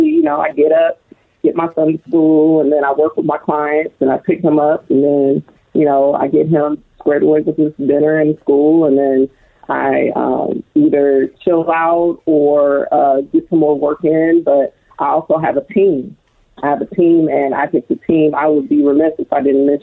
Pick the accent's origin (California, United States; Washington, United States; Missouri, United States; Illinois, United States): California, United States; Long Beach; I graduated from Long Beach Poly as well